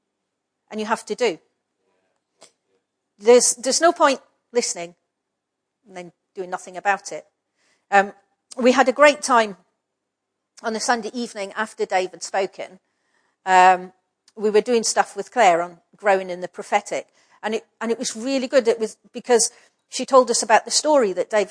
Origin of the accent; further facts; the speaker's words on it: Scotland, United Kingdom; I'm a Scottish person